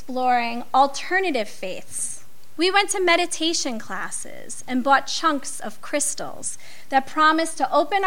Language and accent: English; New York, United States; moved away as an adult; also born or lived in Westchester; we moved away from New York